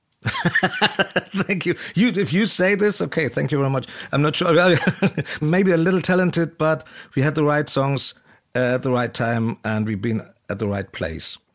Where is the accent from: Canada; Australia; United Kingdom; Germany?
Germany; East Germany; I'm from East Germany. I must come from East Germany